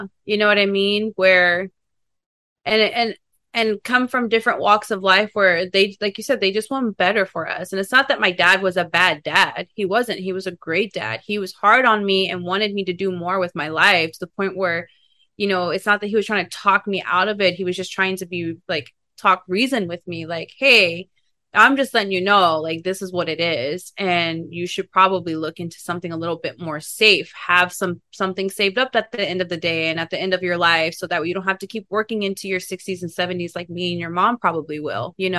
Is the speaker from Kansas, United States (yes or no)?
yes; Kansas, United States; now in Los Angeles, United States; because I am from Kansas too. I don't think Kansas people, like, it doesn't like reside with them.